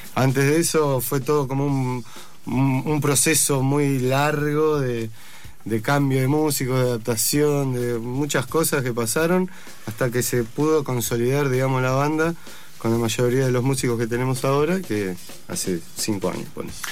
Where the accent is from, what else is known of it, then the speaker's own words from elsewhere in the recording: Bariloche, Río Negro, Argentina; yo soy de Bariloche